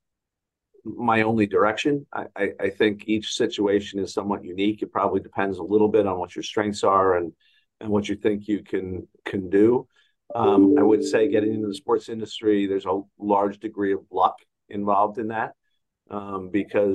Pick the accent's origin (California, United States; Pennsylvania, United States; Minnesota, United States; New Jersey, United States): New Jersey, United States; I'm from the New York area, grew up in New Jersey